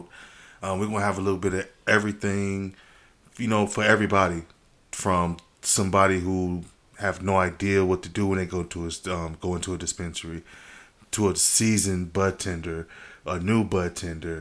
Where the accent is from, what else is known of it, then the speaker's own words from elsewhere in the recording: Los Angeles, California, United States; moved away as an adult; now in Las Vegas, United States; I'm from South Central Los Angeles. Now in Vegas, been out here for about 10 years